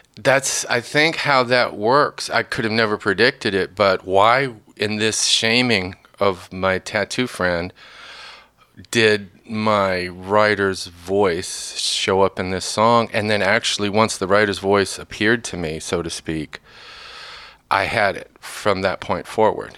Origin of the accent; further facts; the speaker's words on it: northern Indiana, United States; moved away; also born or lived in Kentucky; I grew up in northern Indiana early on. Well, born in Kentucky, Kentucky family for the last hundred and fifty years